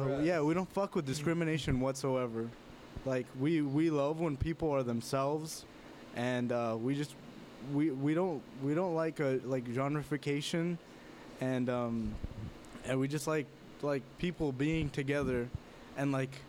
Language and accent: English; Los Angeles, California, United States; East L.A., in my hometown